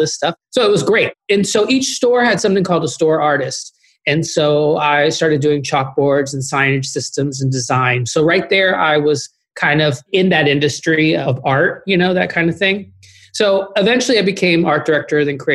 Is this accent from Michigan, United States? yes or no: no; Austin, Texas, United States; moved away as an adult; also born or lived in Chicago; I'm from Austin, Texas